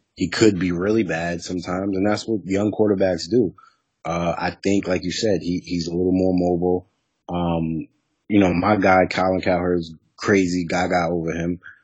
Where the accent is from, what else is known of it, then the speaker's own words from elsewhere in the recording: New York City, New York, United States; I'm from New York City. I'm from the Bronx, New York